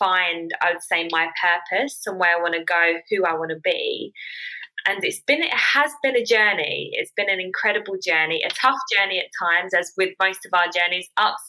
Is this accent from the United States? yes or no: no; United Kingdom; I'm 28 from London, Essex